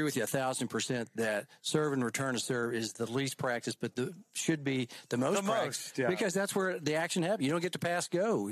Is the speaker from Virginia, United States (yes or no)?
no; Oklahoma, United States; I'm from Oklahoma